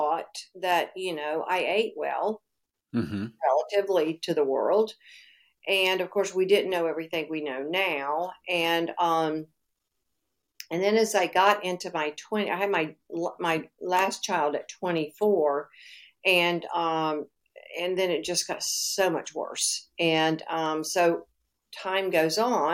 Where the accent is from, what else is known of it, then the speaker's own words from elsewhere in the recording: North Carolina, United States; moved away; also born or lived in Florida; Now, I'm from North Carolina originally, but I was living in Florida.